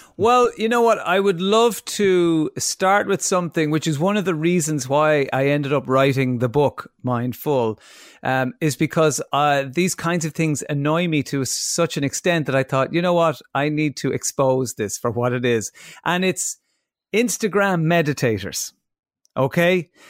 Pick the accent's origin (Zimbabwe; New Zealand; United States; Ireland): Ireland; as Irish people